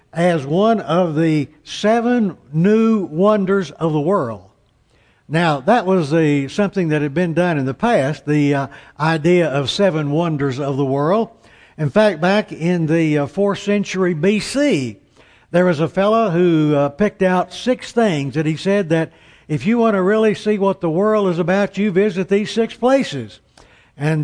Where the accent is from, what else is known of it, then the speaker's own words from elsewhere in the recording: Amarillo, Texas, United States; "Where are you from?" I said, "Amarillo."